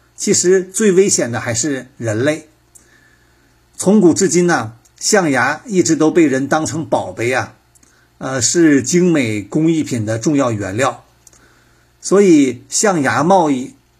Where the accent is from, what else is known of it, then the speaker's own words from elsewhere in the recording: Henan, China; 我的老家河南